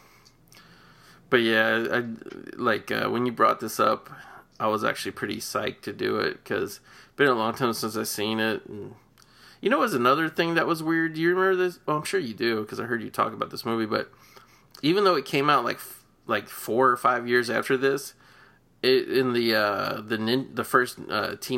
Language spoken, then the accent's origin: English; Cincinnati, Ohio, United States; I grew up in Cincinnati